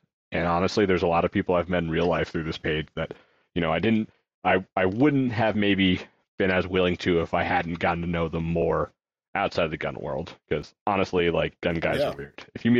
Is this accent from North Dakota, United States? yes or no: no; Connecticut, United States; I grew up in Connecticut.